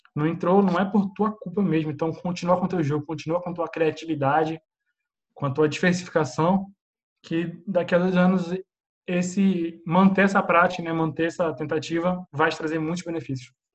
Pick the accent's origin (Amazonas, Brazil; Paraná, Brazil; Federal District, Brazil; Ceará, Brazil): Amazonas, Brazil; Manaus; also born or lived in Spain; now in Portugal; sou de Manaus